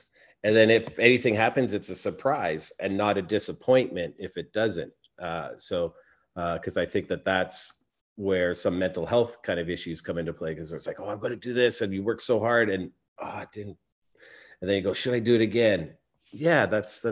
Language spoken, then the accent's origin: English; Edmonton, Alberta, Canada; I grew up in Edmonton, long time ago